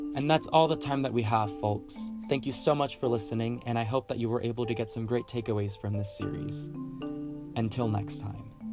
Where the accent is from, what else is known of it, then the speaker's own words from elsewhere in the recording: Dallas, Texas, United States; I am from the South, specifically Dallas, Texas